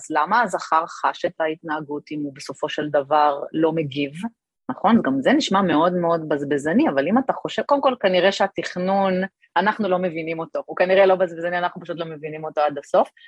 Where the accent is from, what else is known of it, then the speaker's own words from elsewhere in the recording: Kiryat Ata, Haifa District, Israel; גדלתי בקריית אתא, אחרי זה עברנו לחיפה, אבל אה, גדלתי בקריית אתא